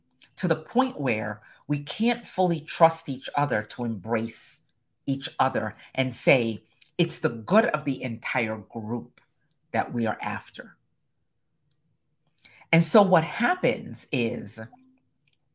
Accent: Jamaica; I'm Caribbean, I'm Jamaican

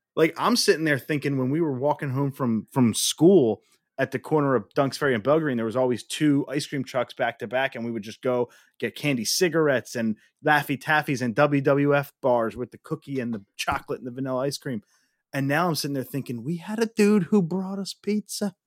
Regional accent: Northeast, United States; We, we were spoiled growing up in the Northeast, man. I mean, we still live in the Northeast

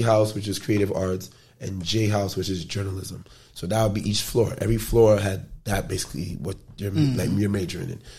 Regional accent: New York City, New York, United States; growing up in the Bronx or not being so rich and wealthy

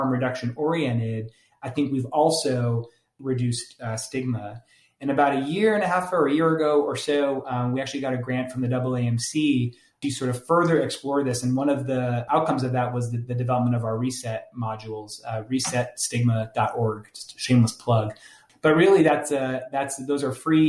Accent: New Jersey, United States; I'm from New Jersey, so there's often lots of like four-letter expletives

